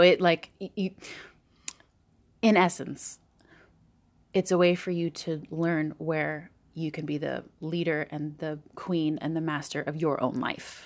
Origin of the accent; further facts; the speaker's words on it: Southern California, United States; moved away as an adult; also born or lived in Tahoe, California; now in New York, United States; in Southern California